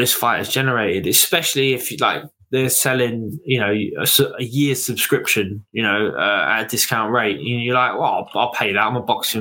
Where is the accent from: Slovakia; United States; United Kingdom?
United Kingdom; as a British boxing fan